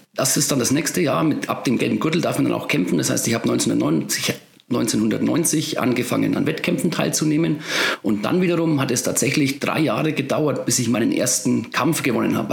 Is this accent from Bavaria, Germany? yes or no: yes; Bavaria, Germany; bei uns in Bayern